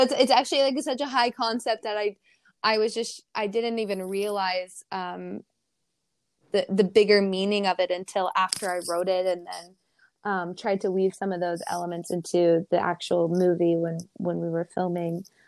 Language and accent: English; Ohio, United States; now in California, United States; growing up in Ohio